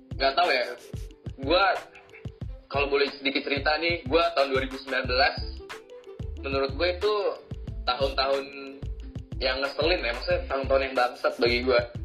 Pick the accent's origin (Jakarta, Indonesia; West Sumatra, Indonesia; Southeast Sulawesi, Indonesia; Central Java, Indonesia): Jakarta, Indonesia; Gua lahir Jakarta. Padahal gua bukan orang Jakarta. Gua cuma lubang lahir dan besar di sini, tinggal di sini.